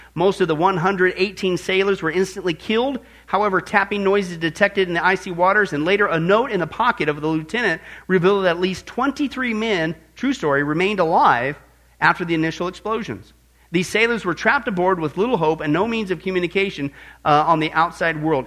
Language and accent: English; Midwest, United States; growing up in the Midwest